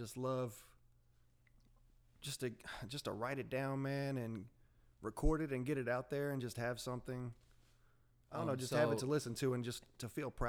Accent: Candler, North Carolina, United States; also born or lived in Marion, North Carolina; I grew up in Candler, North Carolina here. And my senior year of high school, I moved out to Marion here with my parents

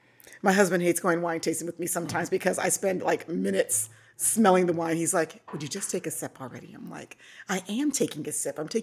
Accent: Nebraska, United States; also born or lived in Hawaii; But yeah, so I grew up in Nebraska and was in the Navy for 6 years, served over in Europe my entire enlistment, which is amazing.

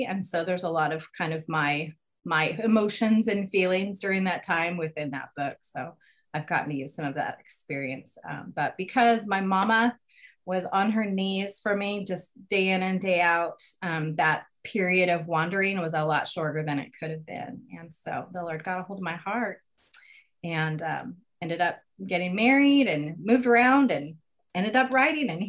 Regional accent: Spokane, Washington, United States; also born or lived in North Carolina / Utah / Seattle; We lived in North Carolina for a while, and Utah, and Seattle. Um, we're actually originally from Spokane, Washington

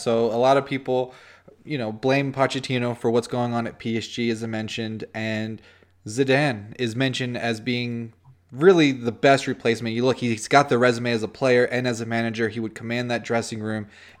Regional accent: United States

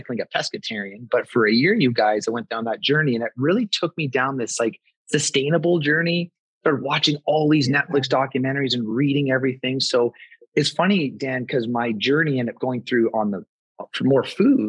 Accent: Vancouver, British Columbia, Canada; moved away as an adult; I grew up in Vancouver, BC, Canada, played hockey my whole life growing up

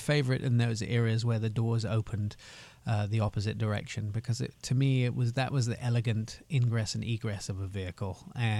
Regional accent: Germany; now in United States; I also grew up in Germany.

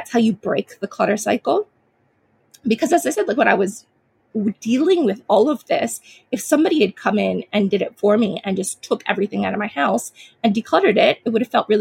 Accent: United States; now in Australia; I am a Chinese American. Well, I grew up in America. I live in Australia now, but grew up in America as a young child

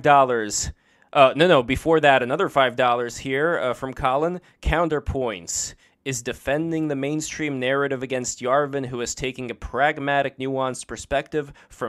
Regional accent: Russia; now in United States; Maybe it's because I was born in Russia and moved to America, so I wasn't born in America. I always felt kind of like an outsider.

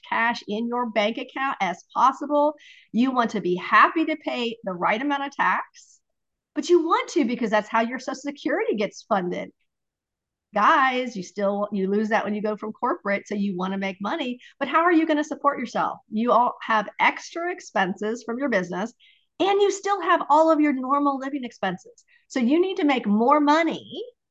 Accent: Ohio, United States; I'm from Ohio

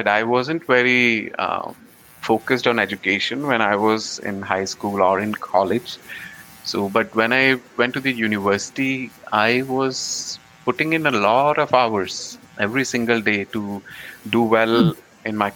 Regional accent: Haryana, India; born or raised there; moved away as an adult; also born or lived in Khanna, Punjab, India / United States; now in Canada

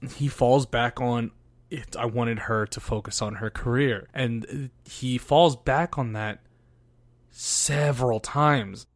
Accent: United States; us growing up in America

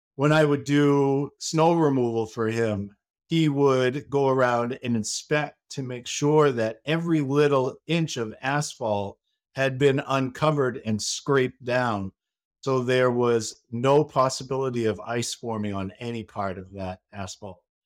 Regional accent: Maine, United States; now in Saint Petersburg, United States; I am from Maine. I am a Mainer.

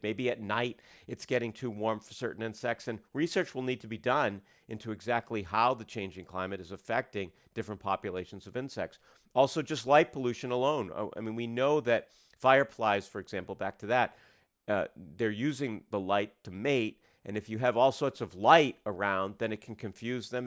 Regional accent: United States; I grew up outside of Portland

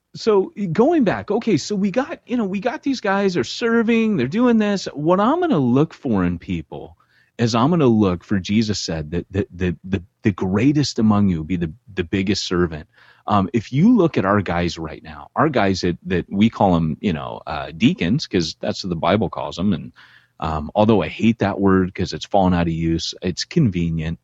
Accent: Orange County, California, United States; also born or lived in LA County; You've been very sheltered growing up in Orange County, California, they used to tell us we lived behind the orange curtain

